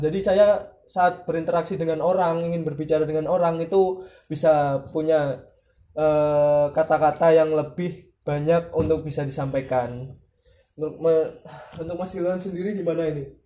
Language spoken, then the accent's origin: Indonesian; Nganjuk, East Java, Indonesia; kampung saya tepatnya di Nganjuk